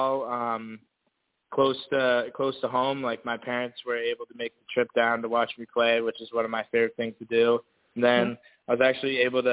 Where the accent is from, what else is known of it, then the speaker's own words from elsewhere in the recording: Maine, United States; moved away as an adult; now in Washington, D.C., United States; growing up in Maine, for me was awesome.